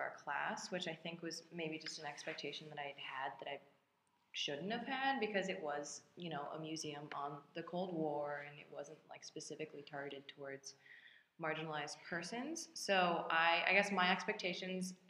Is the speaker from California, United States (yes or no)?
no; outside Chicago, Illinois, United States; I'm from outside Chicago